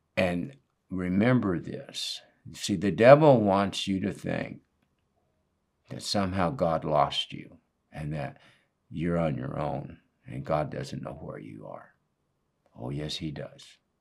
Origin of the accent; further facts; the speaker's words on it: Northwest, United States; moved away as an adult; I was raised in the Northwest